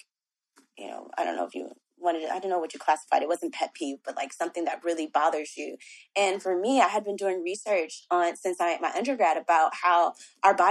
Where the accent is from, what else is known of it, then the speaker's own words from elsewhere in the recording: Los Angeles, California, United States; I'm from South Central Los Angeles